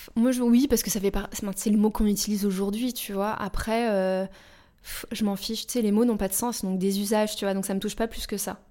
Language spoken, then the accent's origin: French; Paris suburbs, Île-de-France, France; moved away; also born or lived in United States; J'ai grandi euh, en banlieue parisienne et après aux États-Unis. Et je suis rentrée quand j'avais 22 ans